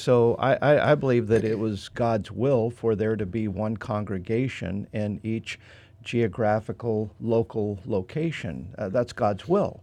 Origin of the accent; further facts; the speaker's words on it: Idaho, United States; moved away as an adult; I'm from Idaho. I mean, I'm a different culture, and I speak different